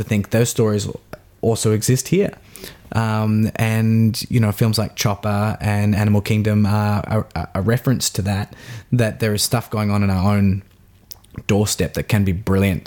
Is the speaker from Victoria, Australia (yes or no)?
yes; Melbourne, Victoria, Australia; growing up in Box Hill in the eastern suburbs of Melbourne